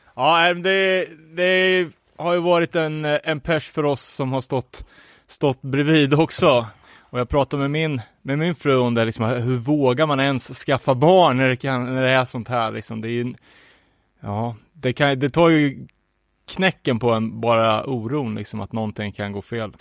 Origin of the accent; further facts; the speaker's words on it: Sweden; som svensk